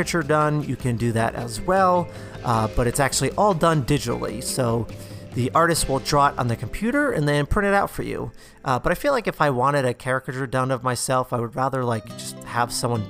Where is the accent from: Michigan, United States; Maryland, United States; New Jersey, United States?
New Jersey, United States; growing up in New Jersey, I would go to the shore every summer.